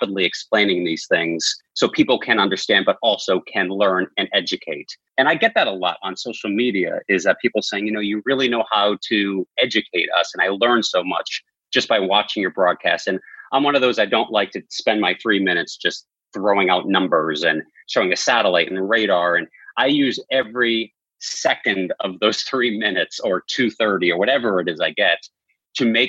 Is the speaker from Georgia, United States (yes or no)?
no; outside of Boston, Massachusetts, United States; moved away; as a kid, I grew up outside of Boston